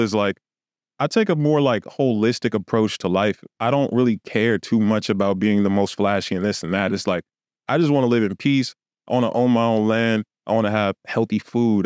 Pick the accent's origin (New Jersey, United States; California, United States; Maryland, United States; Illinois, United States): California, United States; Los Angeles; moved away; also born or lived in Houston; I literally lived on, uh, Hollywood Boulevard.